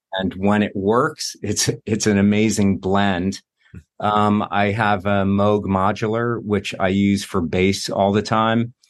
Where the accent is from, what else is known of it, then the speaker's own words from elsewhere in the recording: New Jersey, United States; moved away as an adult; also born or lived in New York; now in Los Angeles, United States; I lived in New York for twenty years, and I grew up in Jersey